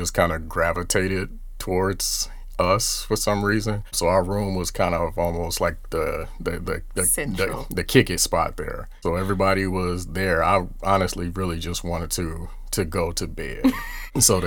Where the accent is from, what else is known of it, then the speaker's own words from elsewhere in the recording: about 50 miles south of Chicago, Illinois, United States; we are from Illinois, about 50 miles south of Chicago.